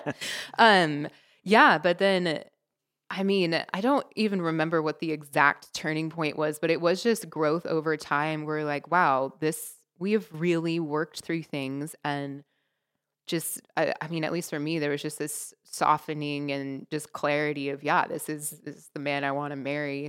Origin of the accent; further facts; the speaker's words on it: Seattle, Washington, United States; moved away as an adult; also born or lived in Uganda; being from Seattle originally